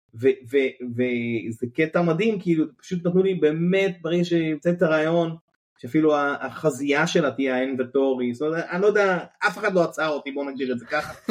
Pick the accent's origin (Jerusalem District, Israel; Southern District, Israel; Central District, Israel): Southern District, Israel; Kibbutz Hanetzurim; אני הייתי באמת ילד כקיבוצניק, קיבוץ דתי, אה, קיבוץ הנצורים, קיבוץ אי שם בדרום